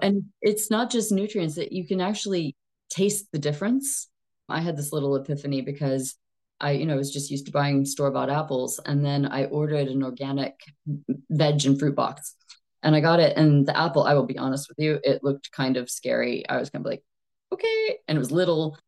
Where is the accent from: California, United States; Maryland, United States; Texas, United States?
Texas, United States; moved away as an adult; also born or lived in East Asia / China; now in United Kingdom; I am Texan by birth, but British by choice. I've been in the U K for about fourteen years now